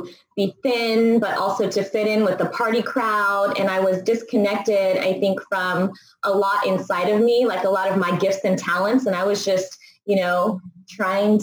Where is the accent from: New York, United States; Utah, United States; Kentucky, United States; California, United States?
California, United States; Bay Area; I grew up in the Bay Area